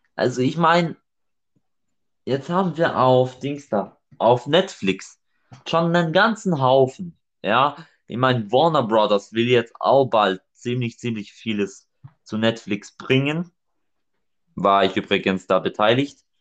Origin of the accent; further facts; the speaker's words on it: Germany; bei uns in Deutschland